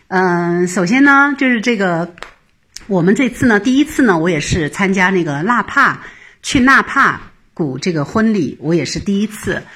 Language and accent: Chinese; Shenzhen, Guangdong, China; Hello，大家好，嗯， … 我是来自深圳的新移民。